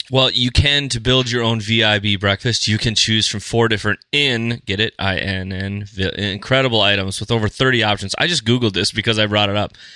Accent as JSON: {"language": "English", "town": "Fargo", "region": "North Dakota", "country": "United States", "said": "we're from Fargo"}